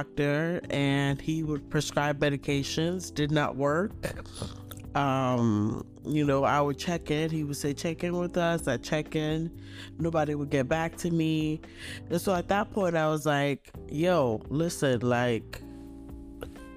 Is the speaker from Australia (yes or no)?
no; Nigeria; I'm Nigerian